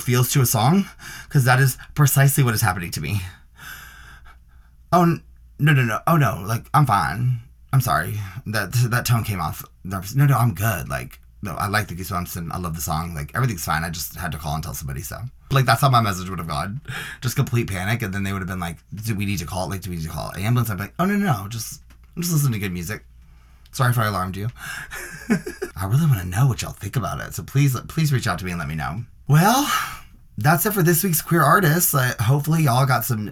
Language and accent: English; Nashville, Tennessee, United States; moved away; I'm from Nashville, and I actually have been down there the past, like, 3 weeks